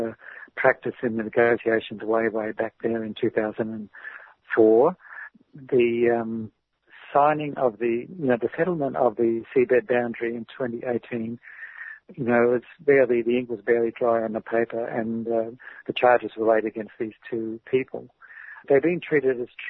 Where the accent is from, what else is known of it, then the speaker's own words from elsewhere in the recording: Australia; As an Australian